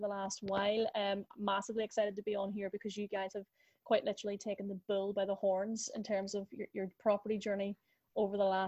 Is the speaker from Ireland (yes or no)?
yes; Ireland; accent: Irish; my beautiful Irish accent would suggest that I am based in Ireland.